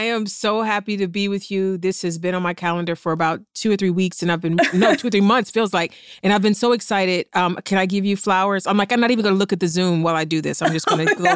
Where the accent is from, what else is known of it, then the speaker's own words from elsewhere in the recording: East Cleveland, Ohio, United States; I'm from East Cleveland